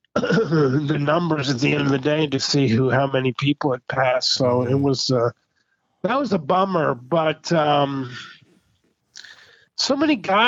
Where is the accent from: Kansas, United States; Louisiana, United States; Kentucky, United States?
Kansas, United States; I grew up in Kansas, so I was in Kansas during my childhood